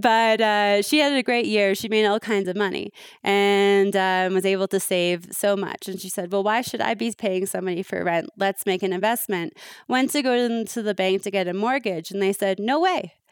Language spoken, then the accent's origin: English; Toronto, Ontario, Canada; I'm from Canada